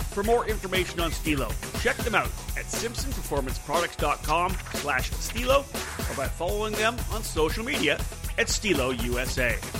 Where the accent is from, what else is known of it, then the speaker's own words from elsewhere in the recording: Canada; I'm, I'm Canadian